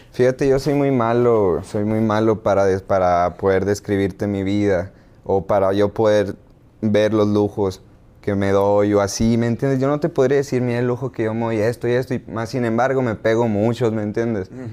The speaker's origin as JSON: {"language": "Spanish", "town": "Hermosillo", "region": "Sonora", "country": "Mexico", "tie": "born or raised there", "said": "nací, crecí eh, eh, en Hermosillo y con los de la cuadra"}